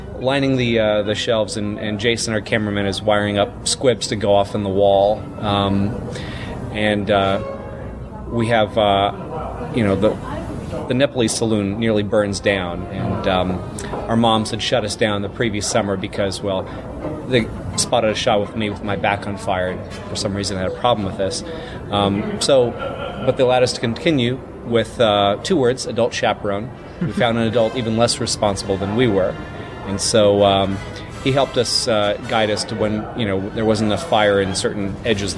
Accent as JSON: {"language": "English", "region": "Mississippi", "country": "United States", "tie": "born or raised there"}